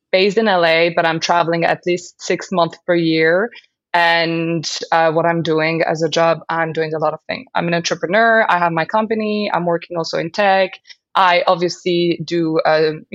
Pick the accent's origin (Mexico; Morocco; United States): Morocco; Casablanca, Casablanca-Settat; English is a second language; moved away as an adult; also born or lived in London, United Kingdom; I grew up in Morocco, in Casablanca, and I moved to London when I was 18. This is when I learned how to speak English